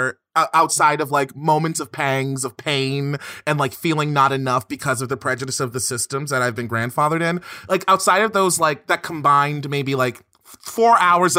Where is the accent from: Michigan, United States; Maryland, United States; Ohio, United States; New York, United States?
Maryland, United States; Baltimore; I'm from Baltimore. That's the hood